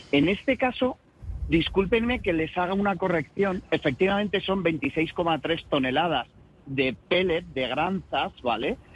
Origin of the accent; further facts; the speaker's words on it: Galicia, Spain; y todos tienen razón y ninguno tenemos razón, como buenos gallegos, ¿no?